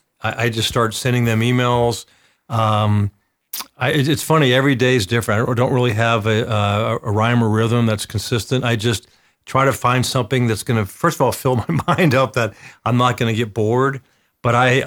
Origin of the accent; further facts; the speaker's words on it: the South, United States; I'm from the South.